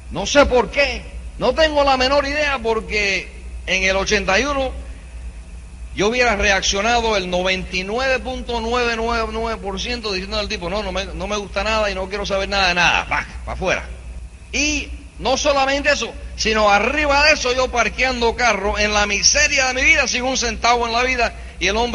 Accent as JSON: {"language": "Spanish", "region": "New York", "country": "United States", "tie": "born there", "said": "Típico latinoamericano, vaya nací en los Estados Unidos, ¿sabes? Yo nací en Nueva York de padres cubanos, pero la sangre cubana sí que es fibra ya tú sabes."}